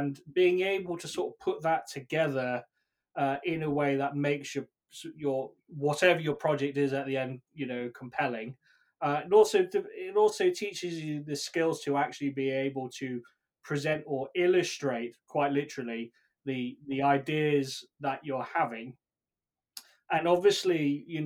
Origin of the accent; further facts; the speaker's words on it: United Kingdom; accent: British; probably tell by my accent, I'm British